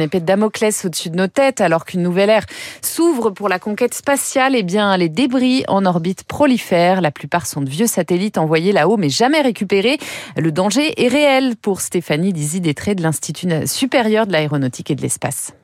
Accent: France; chez nous en France

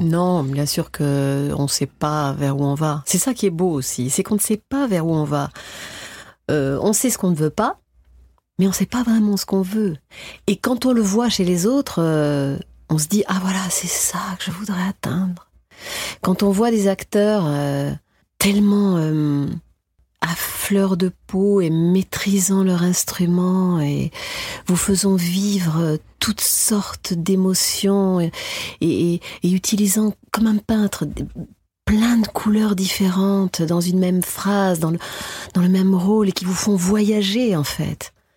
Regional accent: France; en tant que française

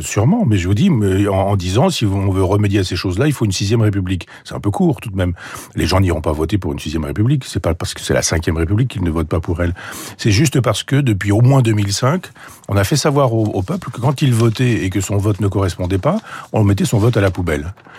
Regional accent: Normandy, France; je suis normand

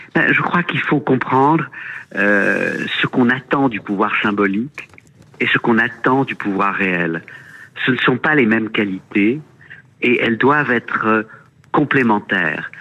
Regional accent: France; chez nous en France

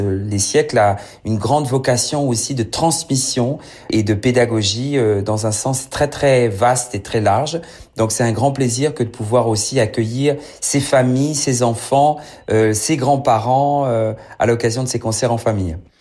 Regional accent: Paris, Île-de-France, France; un, titi parisien, je suis né à Paris

